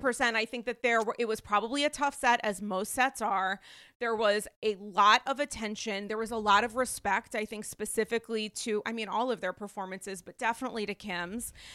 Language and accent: English; Rhode Island, United States; I'm from Rhode Island